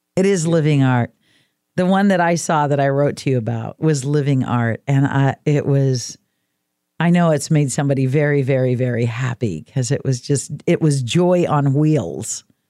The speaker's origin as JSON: {"language": "English", "region": "Oregon coast", "country": "United States", "tie": "born or raised there", "said": "I was raised on the Oregon coast"}